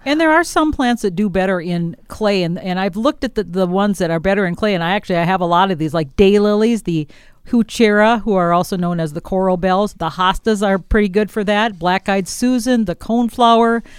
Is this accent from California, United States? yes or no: no; Wisconsin, United States; moved away; I'm from Wisconsin, where we had a lot more clay soils